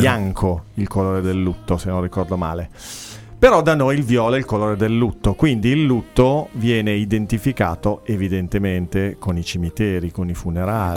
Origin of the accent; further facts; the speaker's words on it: Milan, Lombardy, Italy; io sono di Milano, nato e cresciuto, ho orgogliosamente l'F205 nel mio codice